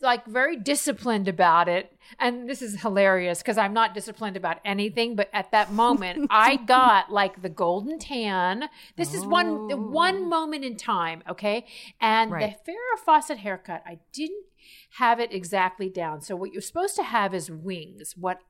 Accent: Miami Beach, Florida, United States; So growing up in Miami Beach, very late 70s, my neighbors were …, okay?

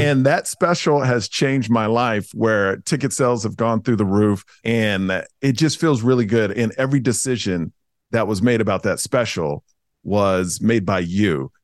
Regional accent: Houston, Texas, United States; now in Las Vegas, United States; I grew up in Houston

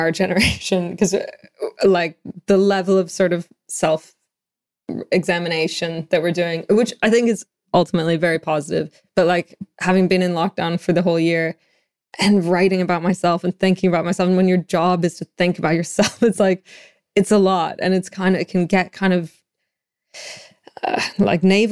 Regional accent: Canada; now in London, United Kingdom; I'm from Canada

